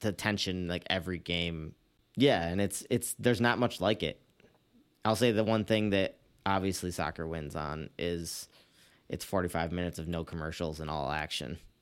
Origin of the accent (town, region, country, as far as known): United States